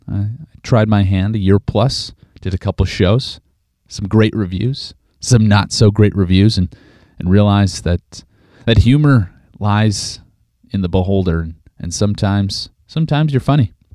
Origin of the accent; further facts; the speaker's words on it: Regina, Saskatchewan, Canada; Regina, Saskatchewan, Canada, my hometown